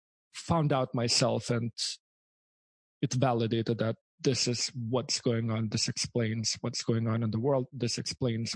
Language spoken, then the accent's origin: English; Lithuania; first language Lithuanian; English is a second language; moved away as an adult; also born or lived in Canada; I'm from Lithuania. You can hear the accent, but I'm from Lithuania.